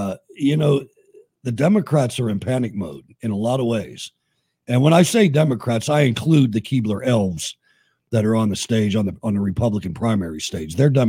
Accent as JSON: {"language": "English", "region": "Minnesota", "country": "United States", "said": "I'm from Minnesota."}